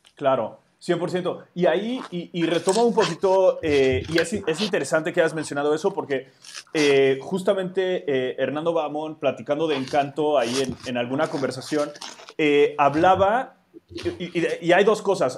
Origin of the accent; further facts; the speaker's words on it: Mexico City, Mexico; mi contexto urbano en la Ciudad de México